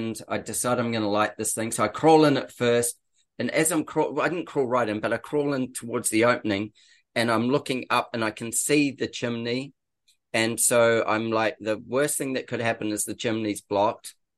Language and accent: English; New Zealand; now in Australia; I'm a Kiwi